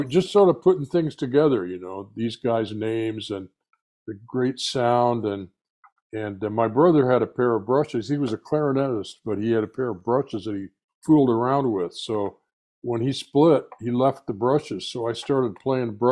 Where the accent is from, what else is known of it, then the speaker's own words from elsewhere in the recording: Richmond, Indiana, United States; my hometown, our hometown theater, Tivoli Theater